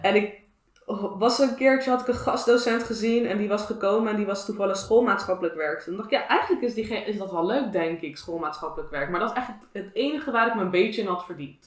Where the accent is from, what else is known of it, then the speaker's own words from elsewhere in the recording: Moerwijk, South Holland, Netherlands; van waar ik vandaan kwam